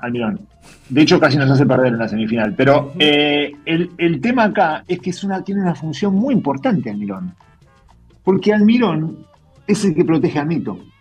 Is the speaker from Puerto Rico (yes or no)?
no; Argentina; Yo soy más argentino que, que hincha de Boca